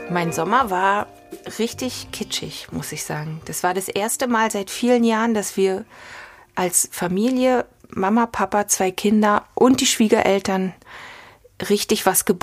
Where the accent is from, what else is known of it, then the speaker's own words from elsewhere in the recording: Berlin, Germany; born there; ich bin tatsächlich in Berlin geboren, Ostberlin.